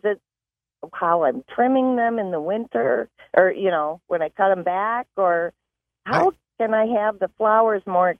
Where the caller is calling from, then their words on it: Grand Rapids, Michigan, United States; I'm from Grand Rapids.